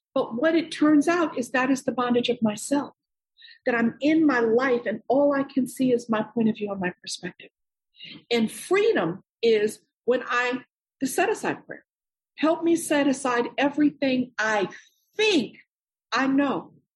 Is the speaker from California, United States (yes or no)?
no; New York, United States; I'm born and raised in New York.